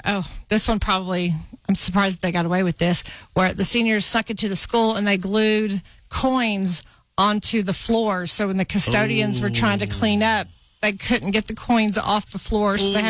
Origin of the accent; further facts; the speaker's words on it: Norman, Oklahoma, United States; moved away; also born or lived in South Portland, Maine / Amarillo, Texas / Boise, Idaho / Lubbock, Texas; I grew up in Norman, Oklahoma